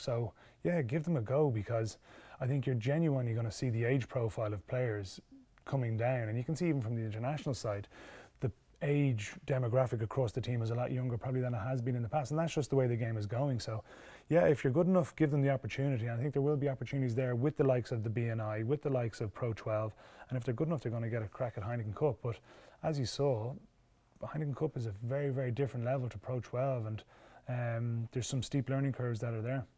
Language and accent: English; Ireland; we're very lucky in Ireland. Our school system, our club system, our youth system